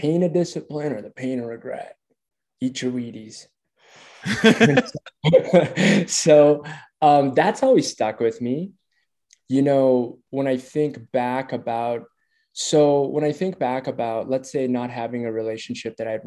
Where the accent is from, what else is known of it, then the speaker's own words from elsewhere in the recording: Minneapolis, Minnesota, United States; moved away as an adult; now in Denver, United States; Minneapolis. Yeah, I grew up, born and raised in Minneapolis.